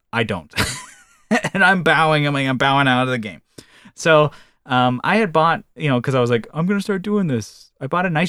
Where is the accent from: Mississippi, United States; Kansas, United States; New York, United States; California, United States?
California, United States; And I'm from Northern California.